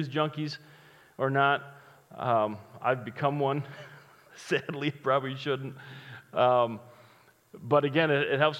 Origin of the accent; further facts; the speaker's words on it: Chicago, Illinois, United States; I'm from Chicago